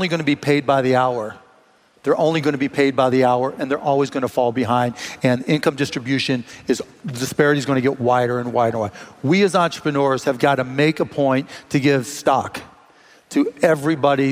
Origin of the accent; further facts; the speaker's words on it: Pittsburgh, Pennsylvania, United States; now in Dallas, United States; I grew up in Pittsburgh